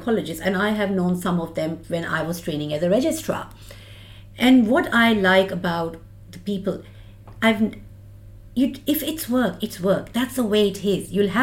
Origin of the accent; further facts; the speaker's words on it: India; moved away as an adult; now in Australia; I'm an immigrant. I immigrated from India. I've done my basic degree and I did my specialization in India. And then in 2004, I moved with the boys and I came to Australia